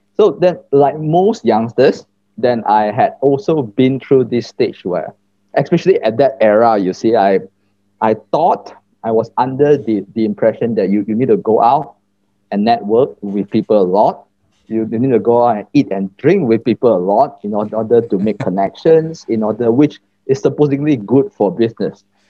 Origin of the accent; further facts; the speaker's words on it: Batu Pahat, Johor, Malaysia; moved away as an adult; now in Kuala Lumpur, Malaysia; I was basically born in Johor, a small town in Johor named Batu Pahat. And I was raised mm-hmm. there um, up to when I turned 18 years old.